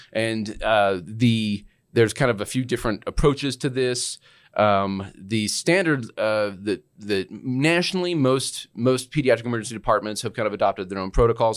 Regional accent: Utah, United States; moved away as an adult; also born or lived in Arizona / New Mexico; now in Albuquerque, United States; I'm from Utah

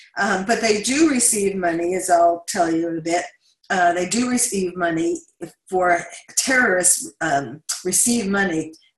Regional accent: New York City, New York, United States; I grew up in Queens.

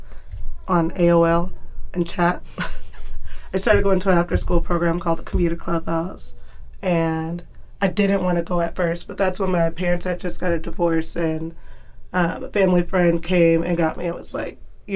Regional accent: Tacoma, Washington, United States; I grew up in Tacoma. I still live in Tacoma

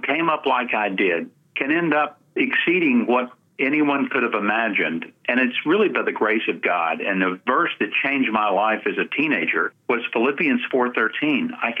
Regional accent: the South, United States; we grew up poor. I think a lot of people don't understand that that was pretty typical for a lot of us growing up in the South during that post-World War II era.

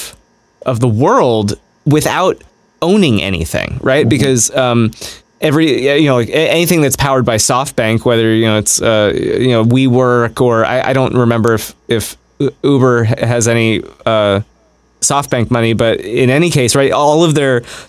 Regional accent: United States; as a American

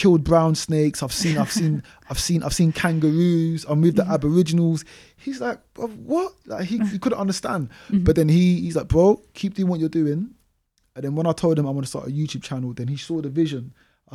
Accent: London, United Kingdom; growing up in Newham

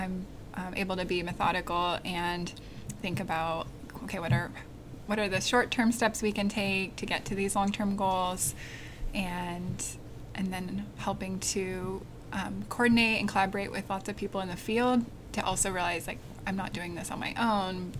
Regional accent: Portland, Oregon, United States; I grew up in Portland, Oregon

